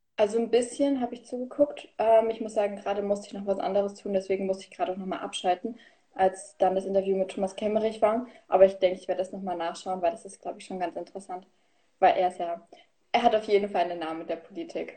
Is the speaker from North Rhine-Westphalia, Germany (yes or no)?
no; Königsee, Thuringia, Germany; ich komme aus Thüringen, safia Ruderstadt, der Landkreis, also irgend so ein kleines Dörfchen, was eh keinem was sagt. Und bin ich geboren, aufgewachsen und lebe immer